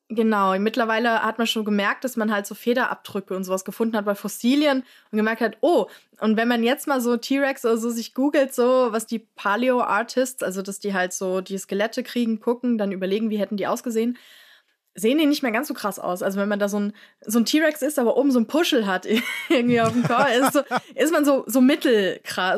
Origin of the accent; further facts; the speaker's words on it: Frankfurt, Hesse, Germany; ich bin ja in Frankfurt aufgewachsen